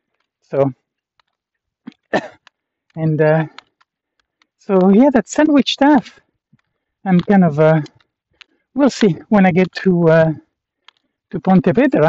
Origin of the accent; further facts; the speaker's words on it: Canada; I was like, yeah, I'm from Canada.